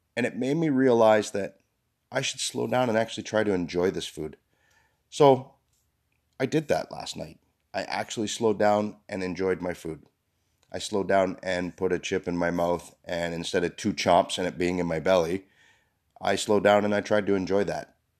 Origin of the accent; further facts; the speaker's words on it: Canada; We're Canadian.